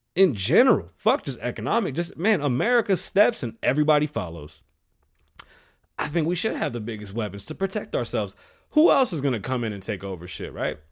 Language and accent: English; Puerto Rico; being Puerto Rican, you know, I'm from the Caribbean